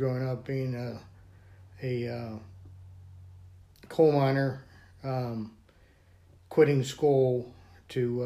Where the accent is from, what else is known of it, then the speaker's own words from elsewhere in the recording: Blacklick, Pennsylvania, United States; also born or lived in Blairsville, Pennsylvania; I'm from Blairsville. I'm brought up in Black Lake, Pennsylvania.